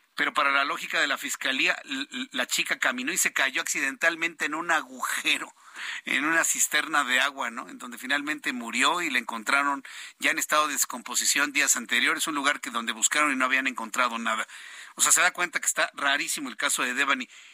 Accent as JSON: {"language": "Spanish", "country": "Mexico"}